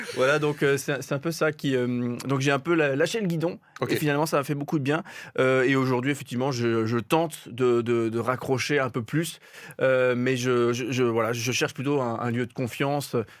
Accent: Alsace, Grand Est, France; chez nous en Alsace

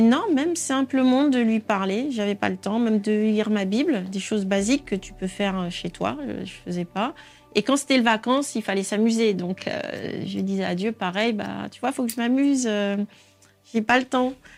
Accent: Niger; je suis originaire du Niger, un pays d'Afrique de l'Ouest euh, j'ai grandi dans une famille aimante, attentionnée.

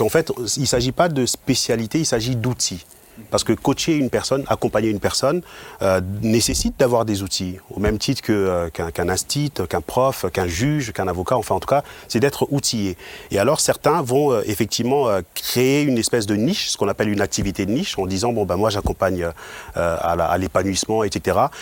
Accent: Mulhouse, Grand Est, France; moved away as an adult; now in Obernai, France; je suis originaire de Mulhouse

